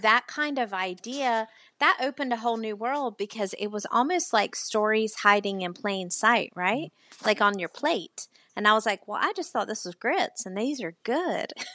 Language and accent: English; the South, United States; accent: Southern; now in Charleston, United States; obviously am Southern. I know you can't tell from my accent